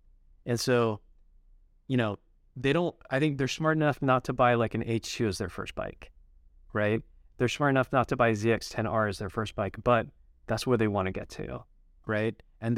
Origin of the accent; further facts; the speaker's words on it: Utah, United States; my parents are Japanese. Even though I grew up in Utah, I still am, you know, really proud of my heritage and stuff.